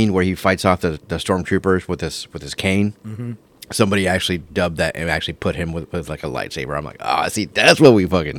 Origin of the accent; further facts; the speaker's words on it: Orlando, Florida, United States; I'm from Orlando.